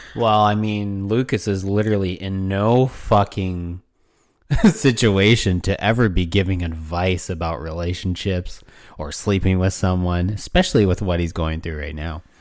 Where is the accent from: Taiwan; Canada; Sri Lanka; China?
Canada; we're from Canada